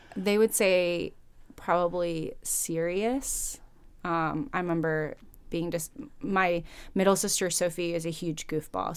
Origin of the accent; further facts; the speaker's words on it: Fort Wayne, Indiana, United States; moved away as an adult; also born or lived in Chicago, Illinois; I grew up in Fort Wayne, Indiana, actually. I was born in Chicago, and then, um, I think when I was five or six, my family moved to Fort Wayne, Indiana